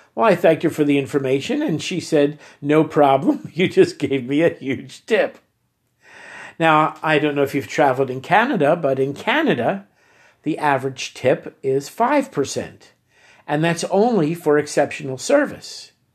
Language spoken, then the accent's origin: English; United States; accent: American; they could tell by my accent that I was American